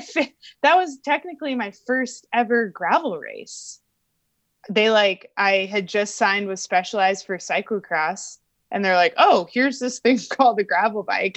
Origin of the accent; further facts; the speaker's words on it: Albuquerque, New Mexico, United States; I grew up in Albuquerque, New Mexico